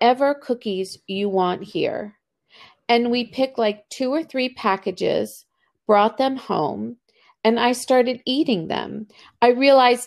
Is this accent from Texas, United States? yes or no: no; Baltimore, Maryland, United States; also born or lived in Argentina; I was born in Argentina. I came to Baltimore as an immigrant when I was two